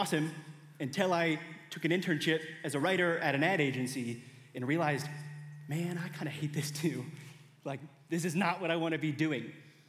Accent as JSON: {"language": "English", "region": "Indiana", "country": "United States", "said": "I came to Mizzou from Indiana with two plans."}